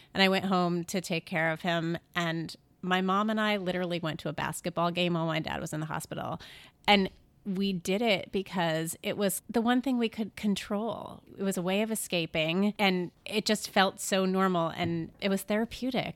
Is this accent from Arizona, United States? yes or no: no; Syracuse, New York, United States; moved away; My family is upstate New York. I grew up in Syracuse